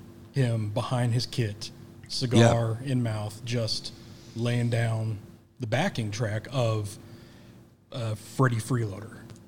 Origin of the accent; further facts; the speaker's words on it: Kansas City, Missouri, United States; now in Little Rock, United States; I grew up in Kansas City.